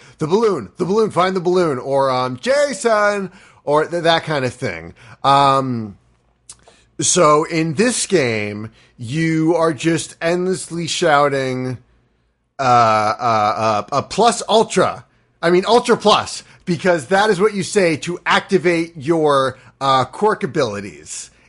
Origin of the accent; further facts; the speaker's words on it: United States; Because I'm an American.